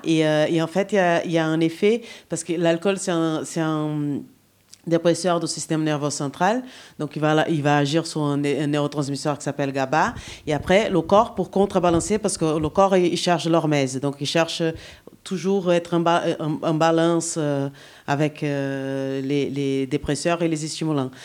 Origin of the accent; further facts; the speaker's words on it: Brazil; French is a second language; now in France; Je suis brésilienne